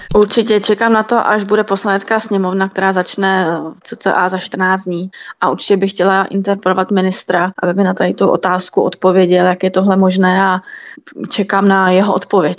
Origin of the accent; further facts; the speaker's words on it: Krupka, Ústí nad Labem Region, Czechia; pocházím z Krupky, kde vlastně jsou problémové lokality a sledovala jsem ty problémy u nás právě v tom městě